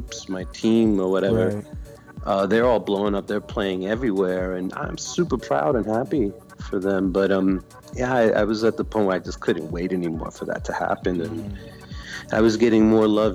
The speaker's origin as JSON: {"language": "English", "town": "Yonkers", "region": "New York", "country": "United States", "tie": "born or raised there", "also_born_or_lived": "New Rochelle, New York / Bronx, New York / Brooklyn, New York / Berlin", "moved": "as an adult", "lives_now": "Germany", "said": "But I was born in New Rochelle, New York, and lived a big portion of my life in Yonkers."}